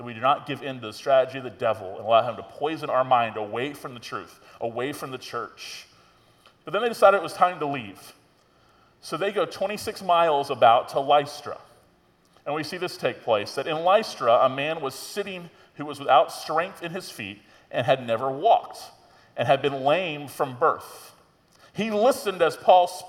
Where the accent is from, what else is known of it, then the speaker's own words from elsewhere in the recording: Tallahassee, Florida, United States; being a pastor in my hometown, I grew up here in Tallahassee